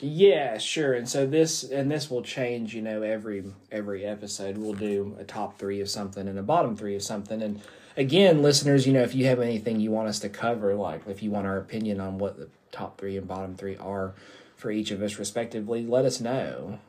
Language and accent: English; the South, United States; I grew up in the South